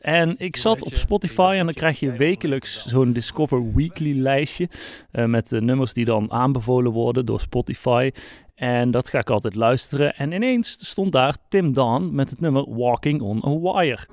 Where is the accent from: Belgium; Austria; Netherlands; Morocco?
Netherlands; North Brabant; accent: soft G; ik ben gewoon een Brabander en wij praten nou eenmaal gewoon met een zachte G.